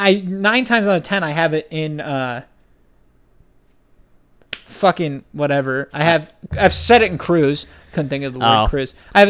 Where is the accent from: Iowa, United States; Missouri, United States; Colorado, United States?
Iowa, United States; Waterloo; I was born in Waterloo.